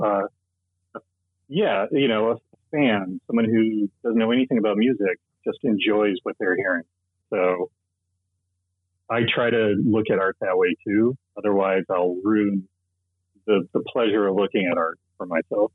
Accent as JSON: {"language": "English", "region": "Midwest", "country": "United States", "tie": "born or raised there", "also_born_or_lived": "Minneapolis / Los Angeles", "lives_now": "Columbus, Ohio, United States", "said": "I, I grew up in the Midwest"}